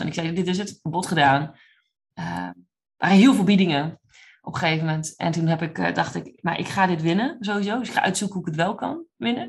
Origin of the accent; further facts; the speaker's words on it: Drenthe, Netherlands; moved away as an adult; now in Oklahoma, United States; ik kom oorspronkelijk uit Drenthe, uit echt een klein gehucht